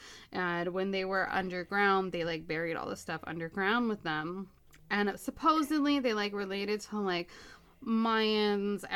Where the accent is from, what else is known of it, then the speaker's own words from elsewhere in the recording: Los Angeles, California, United States; I'm born and raised in Los Angeles